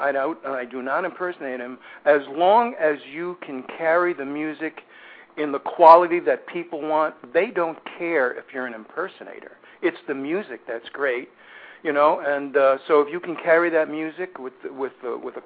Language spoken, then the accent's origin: English; New York City, New York, United States; moved away; I'm from Brooklyn, New York, originally